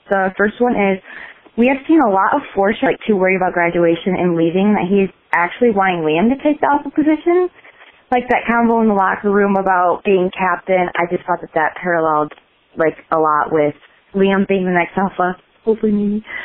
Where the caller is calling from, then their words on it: Michigan, United States; I'm calling from Michigan